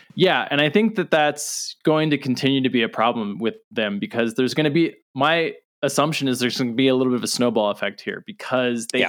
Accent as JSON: {"language": "English", "region": "Southern California", "country": "United States", "tie": "born or raised there", "said": "I grew up in Southern California"}